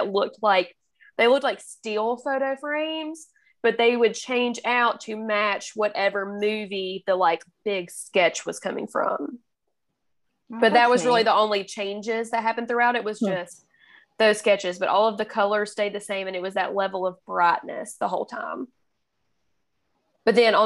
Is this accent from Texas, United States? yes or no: no; Alabama, United States; accent: Alabama; my Alabama accent